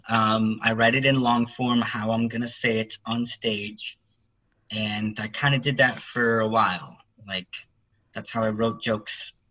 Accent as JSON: {"language": "English", "town": "Austin", "region": "Texas", "country": "United States", "tie": "born or raised there", "said": "Uh, here in Austin."}